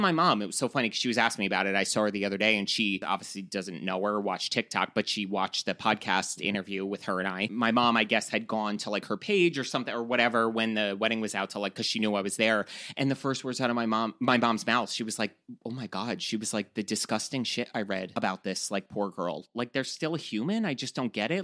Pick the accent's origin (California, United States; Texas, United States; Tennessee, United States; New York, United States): New York, United States; accent: New York; my, like, disgusting New York accent